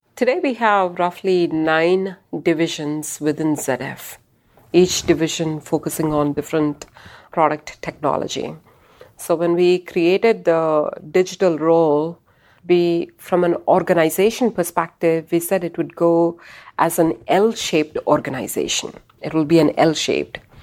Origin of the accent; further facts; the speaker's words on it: Bangalore, Karnataka, India; moved away as an adult; also born or lived in California / Michigan; now in United States; growing up in India